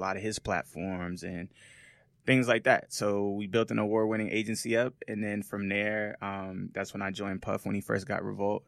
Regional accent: Las Vegas, Nevada, United States; moved away as an adult; also born or lived in Seattle, Washington / Los Angeles; I was born in Seattle, Washington, uh, raised in Las Vegas, Nevada.

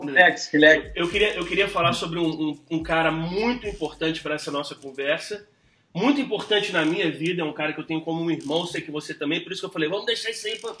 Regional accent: New York, United States; moved away; also born or lived in Belo Horizonte, Brazil; eu cresci em Nova York, né, cara? Mas assim, eu tenho... Nasci em BH, em Belo Horizonte. Uhum. Morei lá cinco anos agora, recente, adulto já

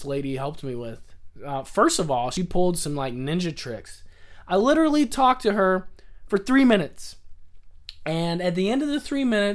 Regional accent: the South, United States; moved away as an adult; also born or lived in Kentucky; now in California, United States; I grew up in the South

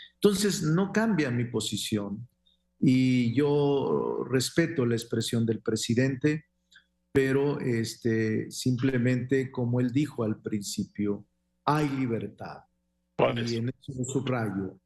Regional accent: Mexico

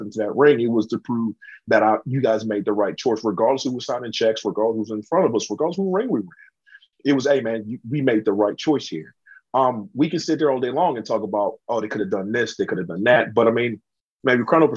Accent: the South, United States; I'm from the South

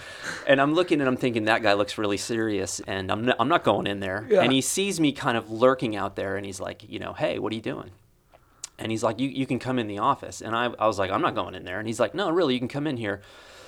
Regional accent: Texas, United States; also born or lived in Indiana / Wyoming; I was born in Indiana in the country in this like really small, really sort of hillbilly town. And then I grew up in Texas and Wyoming, and Wyoming was really remote.

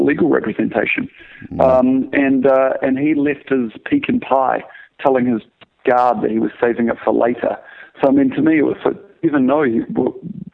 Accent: New Zealand; moved away; I'm from New Zealand originally

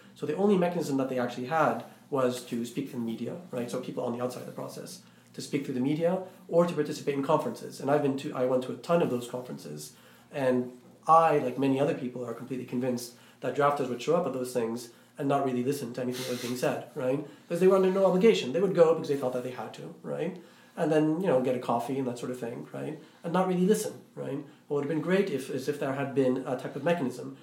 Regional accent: Iraq; I'm Iraqi, I'm not uh, I'm not Egyptian, but then again, I'm not American

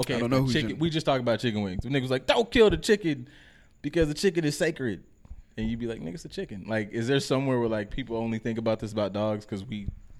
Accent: Compton, California, United States; Mind, I was raised in Compton

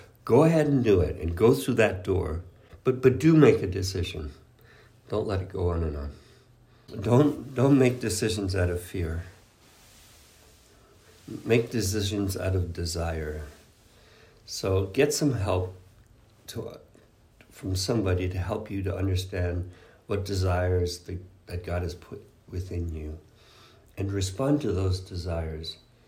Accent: Canada; English is a second language; moved away; because I was moving from Canada, from French-Canadian culture, from my family, that's a big family, and leaving all that behind to go and live with, there were 12 other guys

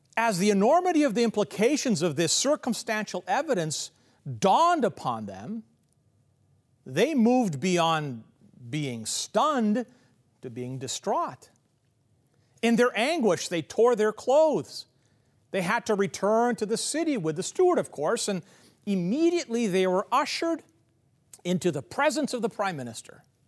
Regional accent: Kansas City, Missouri, United States; where I grew up in Kansas City

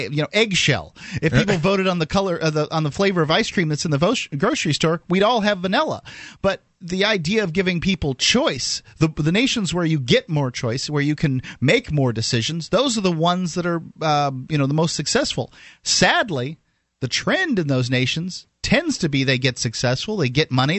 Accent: the South, United States; I'm from the South.

